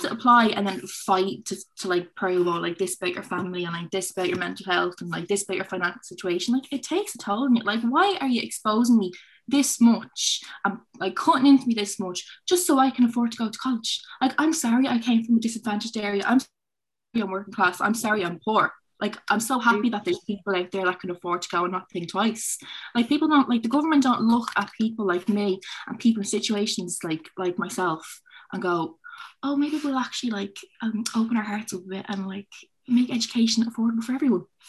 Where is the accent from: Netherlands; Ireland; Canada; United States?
Ireland; Dublin, Leinster; I'm from Finglas, so it's a disadvantaged area